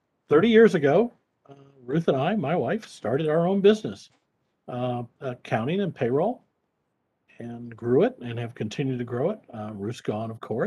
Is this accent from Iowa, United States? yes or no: yes; Iowa, United States; moved away as an adult; also born or lived in Kansas City; I'm a Midwestern boy. I grew up in Iowa